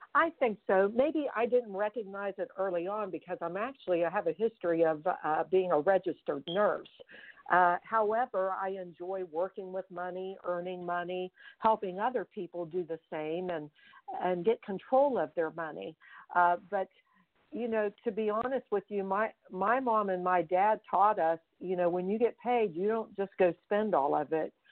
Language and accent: English; Fairmont, West Virginia, United States; I grew up in Fairmont, West Virginia, and I am one of seven children